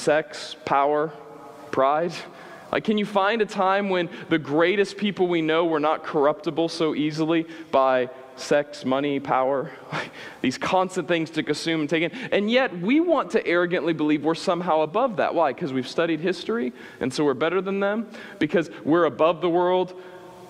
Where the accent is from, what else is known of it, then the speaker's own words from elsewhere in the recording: Midwest, United States; I grew up in the Midwest